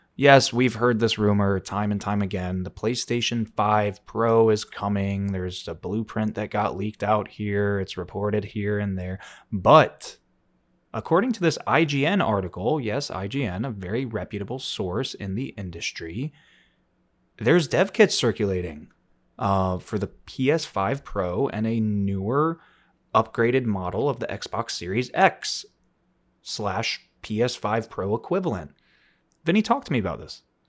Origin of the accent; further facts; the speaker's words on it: Florida, United States; growing up in Florida